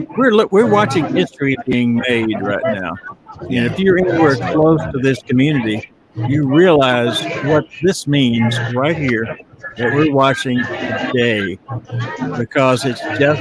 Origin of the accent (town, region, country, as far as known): United States